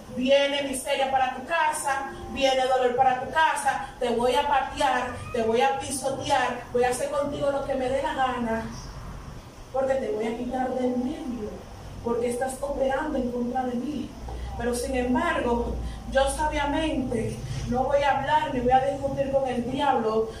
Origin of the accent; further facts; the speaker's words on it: Dominican Republic; yo soy dominicana